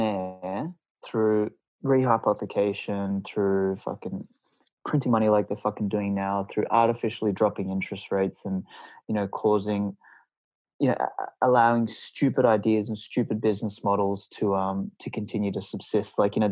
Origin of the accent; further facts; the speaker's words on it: Australia; I'm from Australia